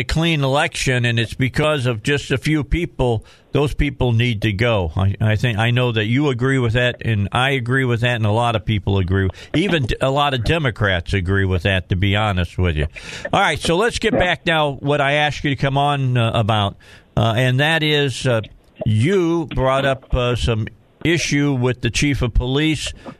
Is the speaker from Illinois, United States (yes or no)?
yes; outside of Chicago, Illinois, United States; now in Arkansas, United States; I grew up outside of Chicago